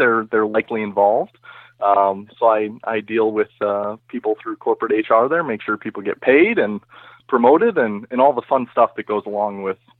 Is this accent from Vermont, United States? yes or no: no; Northern Illinois, United States; I am from Northern Illinois, and I work for a company called Abbott Labs. I'm in corporate HR there.